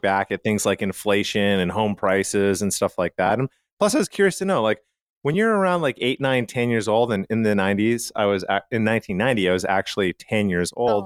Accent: Calgary, Alberta, Canada; where I grew up in Calgary, Canada

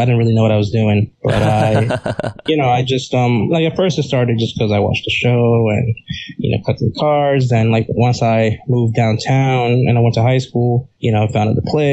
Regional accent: New York City, New York, United States; I grew up in Uptown Manhattan, area called Inwood

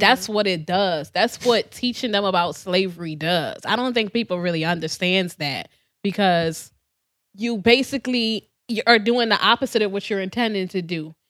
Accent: Trinidad & Tobago; moved away; I was born in Trinidad

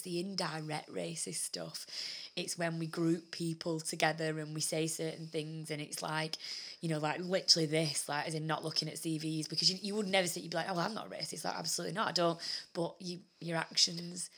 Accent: United Kingdom; we're white British

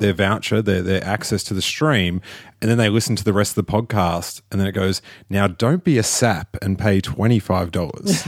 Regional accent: Australia; moved away; I'm from Australia

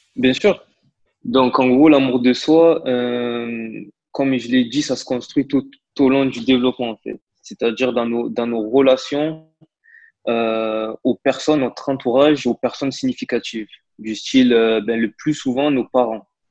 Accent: Marseille, Provence-Alpes-Côte d'Azur, France; je suis originaire de Marseille

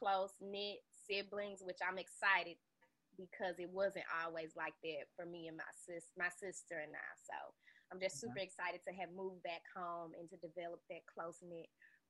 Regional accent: Memphis, Tennessee, United States; which is where I spent most of my life growing up in Memphis.

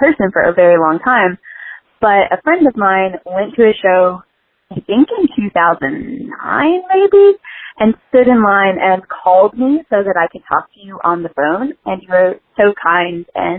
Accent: West Virginia, United States; now in Charlotte, United States; And I am from West Virginia, but I live in Charlotte, North Carolina. So back when I lived in West Virginia

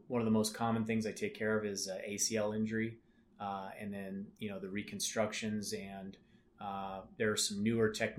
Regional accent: Las Vegas, Nevada, United States; also born or lived in Salt Lake City, Utah; I actually grew up here in Las Vegas

